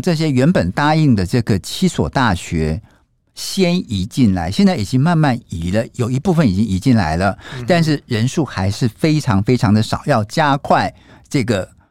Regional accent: Taiwan; 我们台湾人

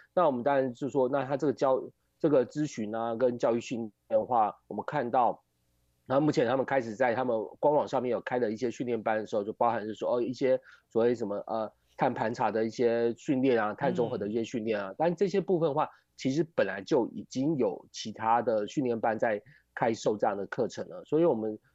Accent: Taiwan; 我们台湾这边

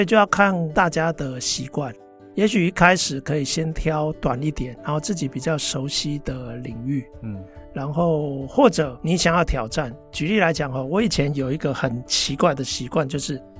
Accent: Taiwan; moved away as an adult; also born or lived in United States; 我们就回来台湾

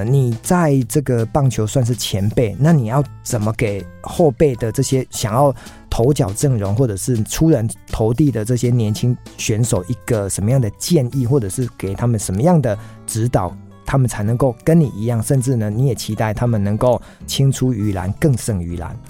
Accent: Tainan, Taiwan; 我的故乡在台南啊，嗯。哦，都不好意思跟人家讲说，因为自己住台南

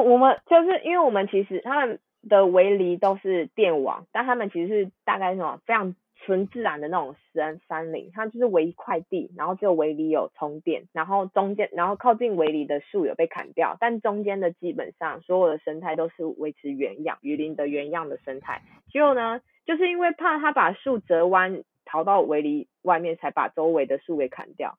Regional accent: Taiwan; 我的护照上是 Republic of China

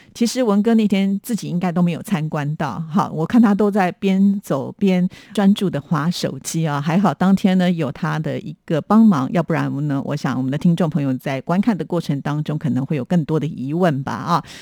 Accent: Taipei, Taiwan; 我们都是台北人

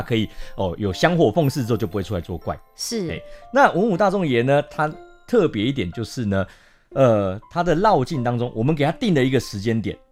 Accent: New Taipei, Taiwan; 我自己也算是新北市长大的孩子

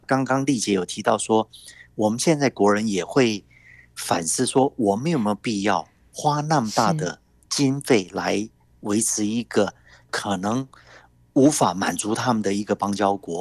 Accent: Taiwan; 台湾这边，我们政府也都有考虑

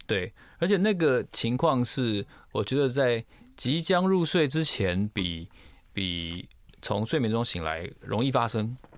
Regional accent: Taiwan; 那我们台湾人很喜欢去日本

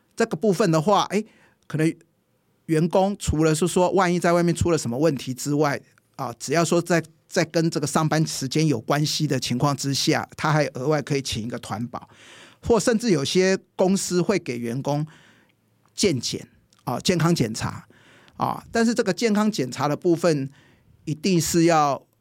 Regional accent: Taiwan; 我们台湾人

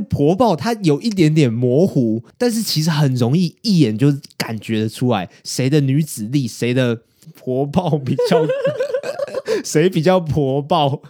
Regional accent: Taiwan; 我们身为台湾人

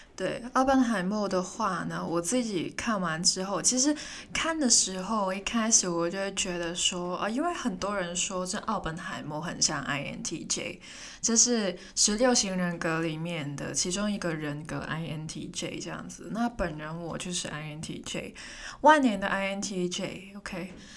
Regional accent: Hong Kong; moved away as an adult; now in Taipei, Taiwan; 我也是香港人

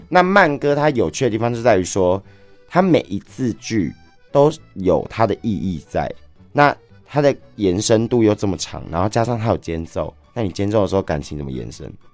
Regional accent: Kaohsiung, Taiwan; moved away as an adult; now in Taipei, Taiwan; 因为我是高雄人，然后嗯。我是上来台北工作的

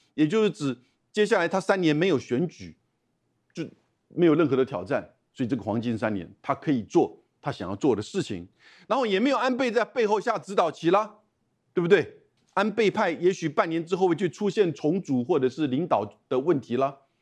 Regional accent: Taiwan; 我们台湾人的大量的这种捐款

